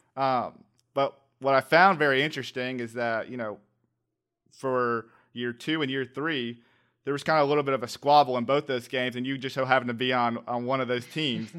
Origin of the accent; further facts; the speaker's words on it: Atlanta, Georgia, United States; I'm from the Atlanta area